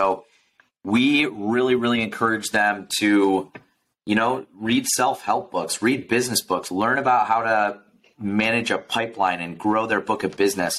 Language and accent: English; Michigan, United States; moved away as an adult; now in Phoenix, United States; I grew up in Michigan